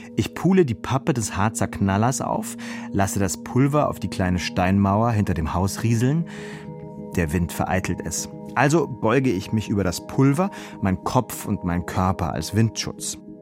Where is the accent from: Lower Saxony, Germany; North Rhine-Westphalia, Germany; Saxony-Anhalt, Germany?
Saxony-Anhalt, Germany; Halle; auf dem Marktplatz meiner Heimatstadt